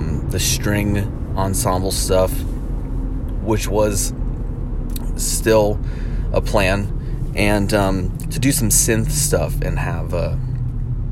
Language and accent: English; New Jersey, United States; growing up in New Jersey